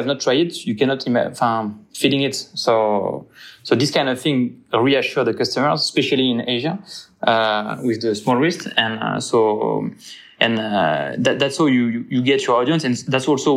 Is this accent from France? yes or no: yes; Cognac, Nouvelle-Aquitaine, France; English is a second language; moved away as an adult; also born or lived in Le Locle; I'm from Cognac, from the southwest of France